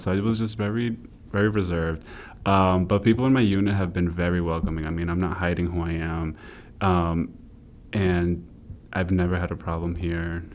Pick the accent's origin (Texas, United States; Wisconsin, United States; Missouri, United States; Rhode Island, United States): Rhode Island, United States; also born or lived in Brooklyn, New York; I was born in Brooklyn, New York, uh, raised in Rhode Island